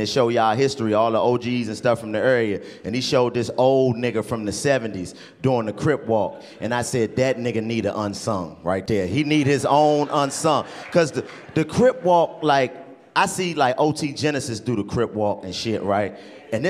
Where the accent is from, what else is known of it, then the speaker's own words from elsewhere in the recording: Washington, District of Columbia, United States; I'm from Washington, D.C., man. I was born and raised in D.C.